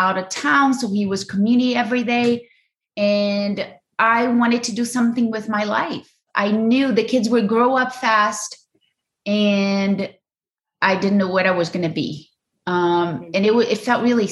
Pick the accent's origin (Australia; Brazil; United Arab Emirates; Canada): Brazil; English is a second language; moved away as an adult; now in United States; I grew up in Brazil, loving family